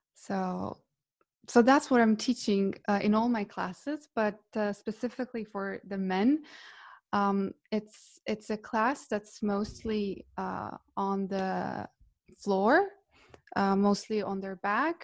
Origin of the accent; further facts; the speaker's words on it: Split, Split-Dalmatia County, Croatia; moved away as an adult; now in Norway; I'm from Croatia, from Split originally, and I moved to Norway to study